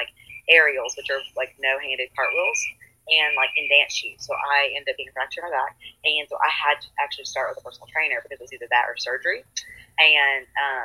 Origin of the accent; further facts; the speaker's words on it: Murfreesboro, Tennessee, United States; I am from Murfreesboro, Tennessee, born and raised, so it's near Nashville